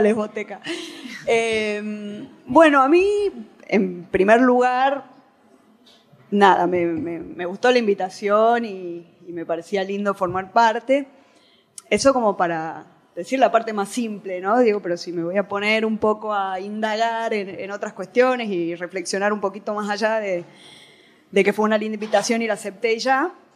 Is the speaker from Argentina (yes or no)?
yes; Tucumán, Argentina; soy tucumana